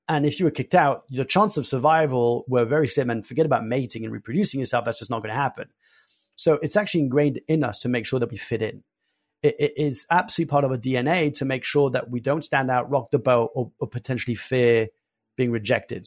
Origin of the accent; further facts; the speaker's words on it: France; I was born and raised in France